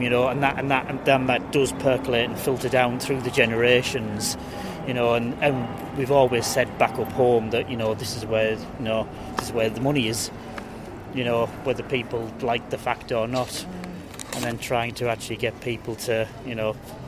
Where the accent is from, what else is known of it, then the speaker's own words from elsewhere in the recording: Teesside, North East England, United Kingdom; moved away as an adult; now in Windsor, United Kingdom; Bit further south, Teesside